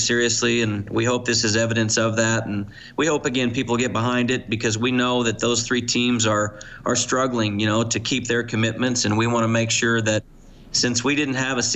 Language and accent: English; United States; now in Canada; I am American